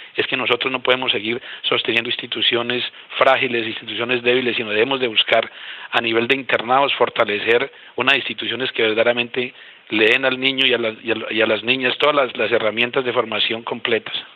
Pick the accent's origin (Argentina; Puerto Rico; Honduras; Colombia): Colombia; Boyacá; now in Guaviare, Colombia; yo soy boyacense y nací en el campo